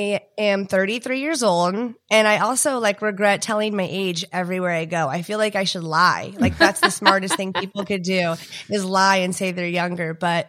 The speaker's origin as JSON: {"language": "English", "town": "Houston", "region": "Texas", "country": "United States", "tie": "born or raised there", "also_born_or_lived": "Dallas", "said": "But about me, I'm from Texas. I was born in Dallas. I grew up in Houston. My dad worked in oil."}